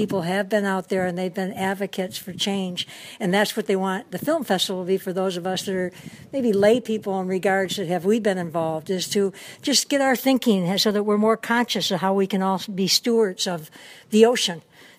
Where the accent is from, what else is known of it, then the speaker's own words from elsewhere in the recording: Michigan, United States; now in Hawaii, United States; I'm from the Midwest, Michigan.